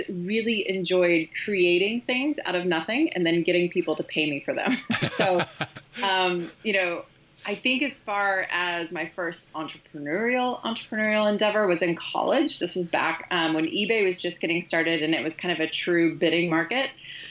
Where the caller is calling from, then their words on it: Kansas City, United States; I'm calling in from Kansas City.